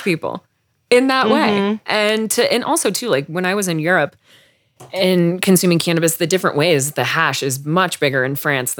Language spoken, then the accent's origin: English; Denver, Colorado, United States; I grew up by Red Rocks.